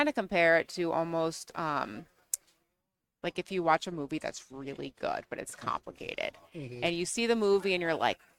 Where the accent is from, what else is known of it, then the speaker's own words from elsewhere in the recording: southwestern Connecticut, United States; I'm from Connecticut, which is New England technically, but I'm from southwestern Connecticut.